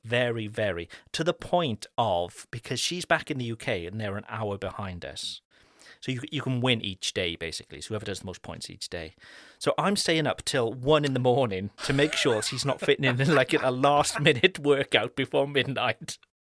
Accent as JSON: {"language": "English", "town": "Cardiff", "region": "Wales", "country": "United Kingdom", "tie": "born or raised there", "moved": "yes", "said": "my hometown back in Cardiff"}